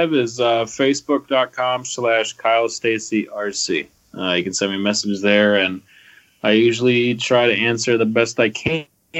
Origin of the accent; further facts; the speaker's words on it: United States; being an American